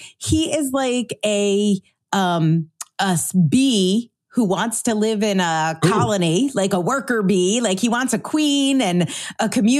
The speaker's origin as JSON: {"language": "English", "region": "Connecticut", "country": "United States", "tie": "born or raised there", "said": "I grew up in Connecticut"}